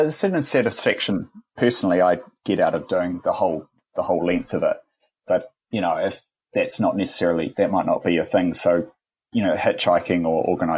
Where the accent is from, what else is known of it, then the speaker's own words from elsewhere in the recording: New Zealand; Even as a Kiwi, I really just got a new appreciation for my own country